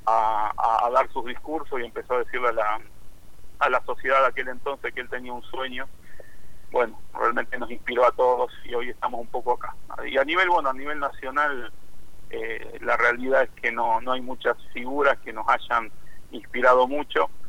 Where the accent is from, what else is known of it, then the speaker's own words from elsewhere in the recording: Rosario, Santa Fe, Argentina; Bueno, yo soy aquí de la ciudad de Rosario, soy un pastor evangélico, eh, vengo de tercera generación de pastores dentro del movimiento evangélico